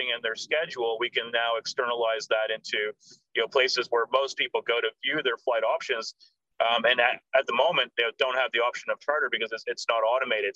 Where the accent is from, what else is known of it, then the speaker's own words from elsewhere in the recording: Canada; moved away as an adult; also born or lived in United States / London; now in Australia; So I was born in Canada. I did live in Australia from 3 till 7. So I was an only adopted child in my family. So I came out to Australia when I was 3. I was here till 7. We moved back to Canada, and I was there until I was 18